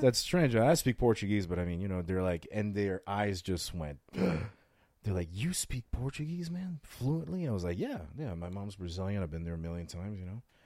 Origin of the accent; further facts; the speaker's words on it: France; now in Las Vegas, United States; I was raised in France